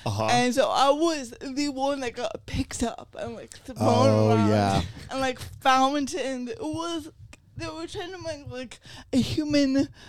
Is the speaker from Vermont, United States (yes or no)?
yes; Vermont, United States; I grew up in Vermont, right?